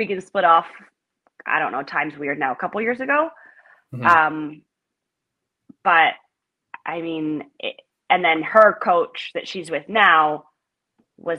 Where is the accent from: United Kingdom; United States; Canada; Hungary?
Canada; Ottawa, Ontario; I grew up just outside of Ottawa, and then I moved into the city